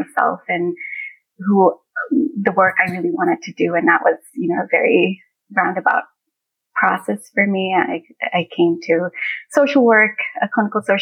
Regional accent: Singapore; as an immigrant family growing up in Singapore at the time

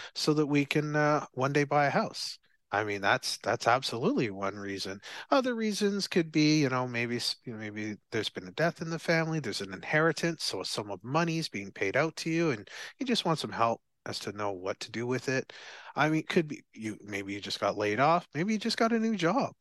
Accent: Barbados; from Barbados, I'm from Barbados

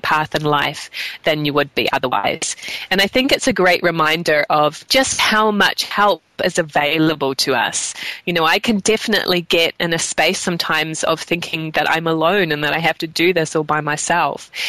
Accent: New Zealand; I grew up in New Zealand

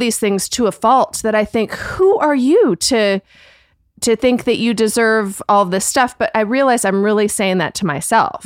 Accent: Canada; I'm Canadian, but, um, like, very British, like, um, upbringing

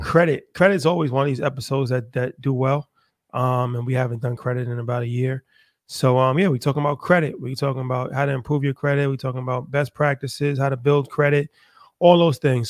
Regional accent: United States; As an American

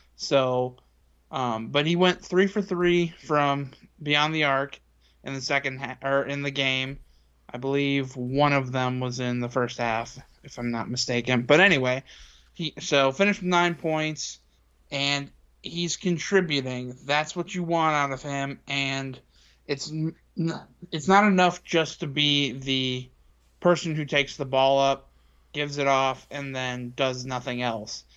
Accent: Indiana, United States; growing up in Indiana

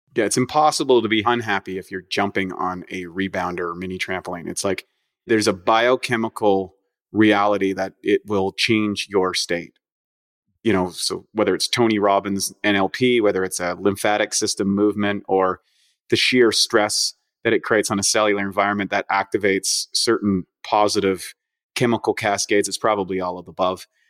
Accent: Canada; now in United States; I'm from Canada originally

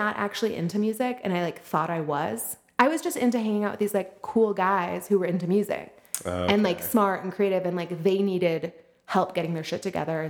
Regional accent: Wilmette, Illinois, United States; also born or lived in Madison; I'm like from Wilmette

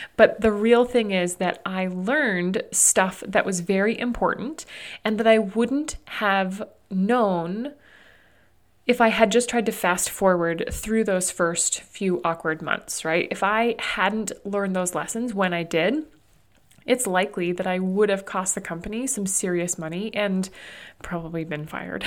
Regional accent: New Hampshire, United States; moved away as an adult; also born or lived in Arizona; now in Burlington, United States; where we grew up in New Hampshire

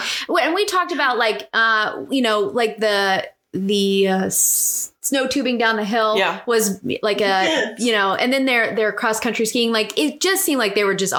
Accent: Cincinnati, Ohio, United States; also born or lived in Bavaria, Germany; we're from Cincinnati

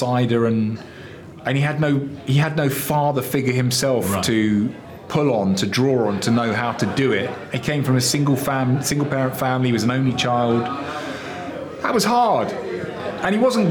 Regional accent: England, United Kingdom

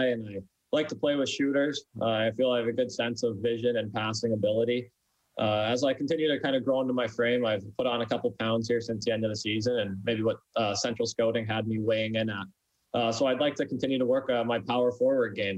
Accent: Abbotsford, British Columbia, Canada; my hometown of Abbotsford

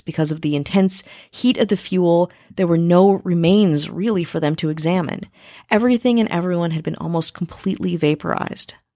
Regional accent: Milwaukee, Wisconsin, United States; my hometown, yes, Milwaukee

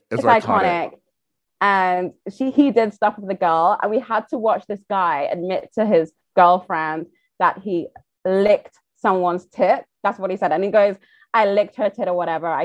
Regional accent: United Kingdom; accent: British; I am British. I have one

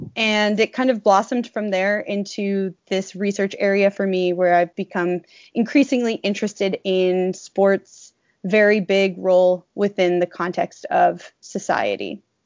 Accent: New England, United States; moved away as an adult; I grew up in New England and grew up playing sports for my whole life

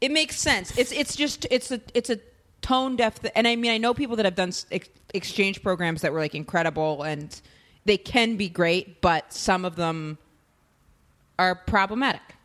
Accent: Maine, United States; moved away; my hometown in Maine

